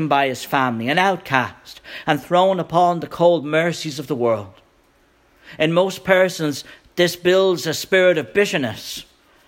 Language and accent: English; Ireland; moved away as an adult; now in United States; Last week I was an Irish immigrant, now I'm an Irish American